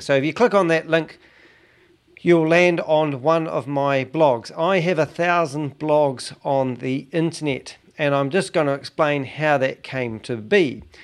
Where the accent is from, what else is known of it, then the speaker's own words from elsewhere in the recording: New Zealand; as a Kiwi